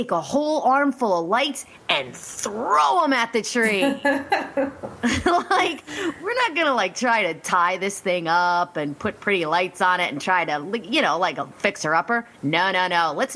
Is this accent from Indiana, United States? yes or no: no; Reading, Pennsylvania, United States; Reading, Pennsylvania